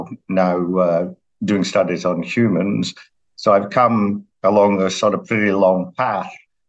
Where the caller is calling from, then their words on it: Shenzhen, Guangdong, China; So I'm calling in from Shenzhen in China